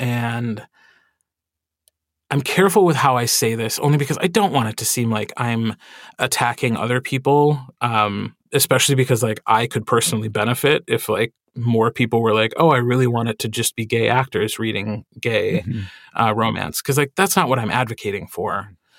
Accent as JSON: {"language": "English", "region": "Wisconsin", "country": "United States", "accent": "Wisconsin", "said": "And also because I'm from Wisconsin, the first thing I had to do when I wanted to perform or sing was get rid of my own accent."}